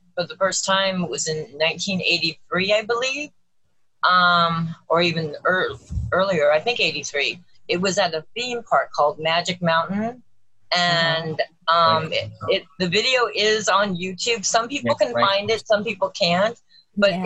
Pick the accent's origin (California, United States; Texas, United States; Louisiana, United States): California, United States; Los Angeles; I grew up in Los Angeles, um, in California